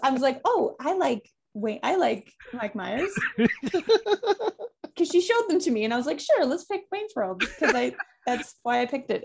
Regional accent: Calgary, Alberta, Canada; also born or lived in Toronto / Vancouver; now in Winnipeg, Canada; I'm from Calgary, I lived in Toronto, lived in Vancouver.

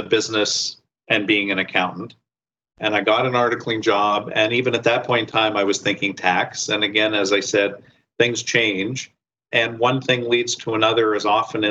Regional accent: Windsor, Ontario, Canada; moved away as an adult; now in Toronto, Canada; So I grew up in Windsor and stayed, unlike many people, when I finished high school, I stayed in Windsor

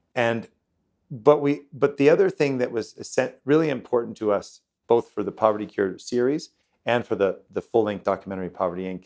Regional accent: United States; I'm from the United States

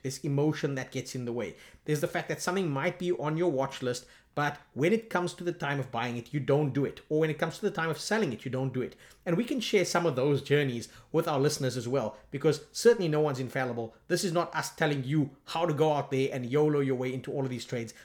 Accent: South Africa; I'm from South Africa

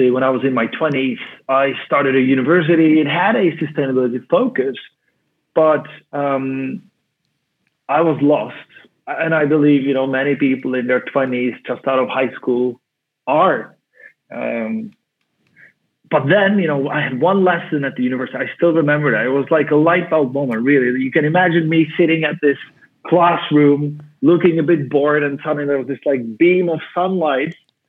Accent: Prague, Czechia; moved away as an adult; now in Sweden; I'm born and raised in Prague

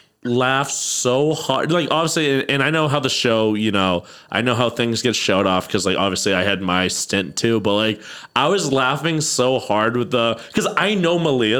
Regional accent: Ireland; I'm Irish

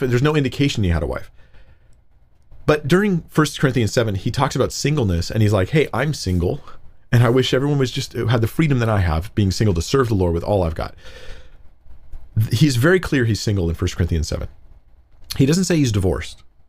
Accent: United States; I'm, I'm American. I'm American, really

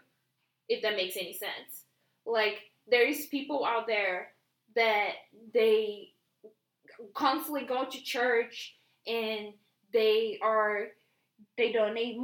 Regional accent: Brazil; English is a second language; moved away; I come from Brazil

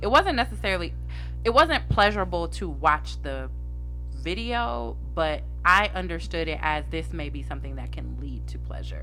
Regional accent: Columbus, Ohio, United States; native of Columbus, Ohio, born and raised.

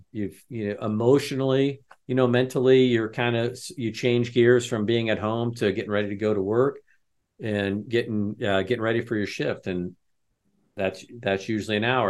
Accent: Lafayette, Indiana, United States; I'm a retired chief from Lafayette, Indiana

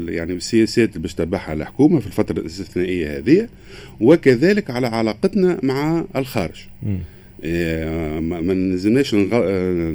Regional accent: Tunisia; انا انا كتونسي ونعرفوا احنا توانسه

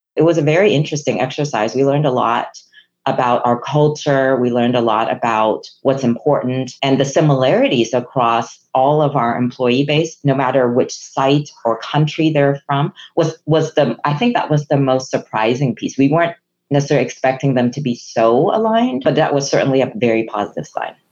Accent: Hong Kong; first language Chinese; English is a second language; moved away; I'm a Chinese immigrant from Hong Kong. English was not my first language Chinese was

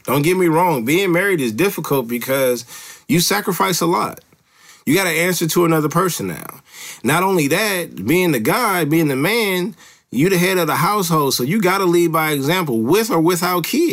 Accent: Los Angeles, California, United States; I live close to Los Angeles now, but I'm from Los Angeles

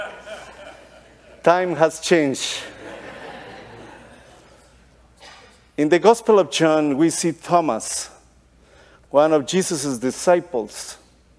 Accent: Guatemala; also born or lived in Costa Rica; now in Texas, United States; I was born in Guatemala

